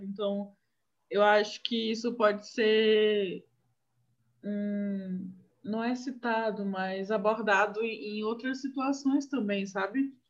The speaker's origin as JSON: {"language": "Portuguese", "region": "Maranhão", "country": "Brazil", "said": "aqui no Maranhão a gente nunca sabe nem o que é seca"}